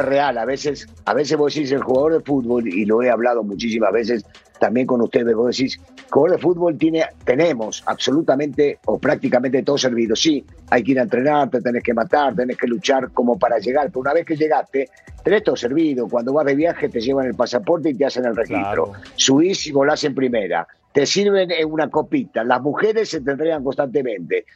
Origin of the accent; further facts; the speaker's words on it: Argentina; Yo soy argentino